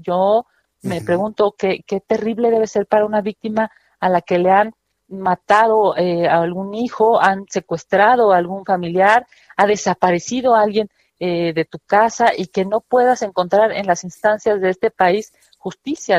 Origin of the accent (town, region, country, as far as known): Mexico